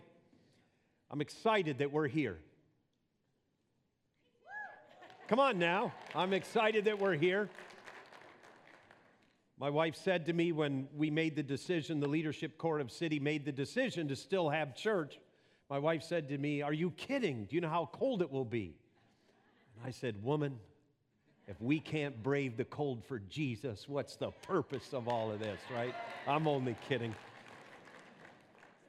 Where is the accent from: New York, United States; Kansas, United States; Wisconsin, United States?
Wisconsin, United States; moved away; my accent is, and it's actually from Wisconsin. I was raised on a farm there as a young boy, and the accent stuck